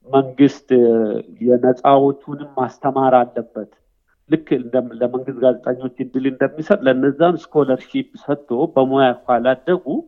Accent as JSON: {"language": "Amharic", "area": "Tikur Inchini, West Shewa", "region": "Oromia", "country": "Ethiopia", "tie": "born or raised there", "also_born_or_lived": "Kenya", "moved": "as an adult", "lives_now": "Melbourne, Australia", "said": "እዛው አካባቢ ነው እንግዲህ ተወልጄ ያደግኩት ገጠር ነው።"}